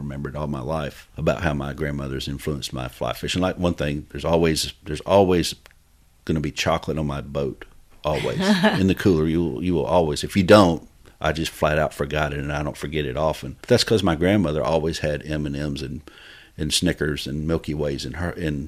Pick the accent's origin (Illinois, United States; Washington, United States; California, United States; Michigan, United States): Michigan, United States; Midland; We grew up in Midland, Michigan